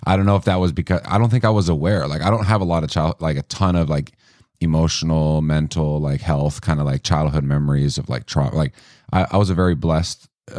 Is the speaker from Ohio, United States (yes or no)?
no; Lincoln, Nebraska, United States; born there; So I was born in the United States in Lincoln, Nebraska, right down in your turf. My grandma lived on South 49th Street.